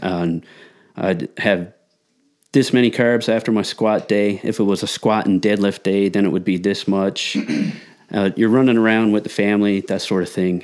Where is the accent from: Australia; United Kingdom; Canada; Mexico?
Canada; Newfoundland and Labrador; moved away; I'm originally from Newfoundland, and, uh, shift worker, family man